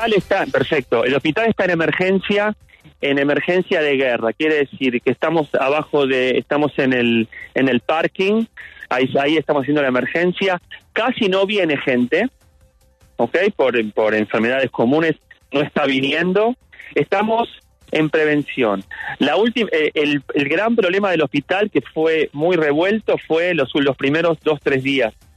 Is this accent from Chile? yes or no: no; Argentina; moved away as an adult; now in Israel; yo como argentino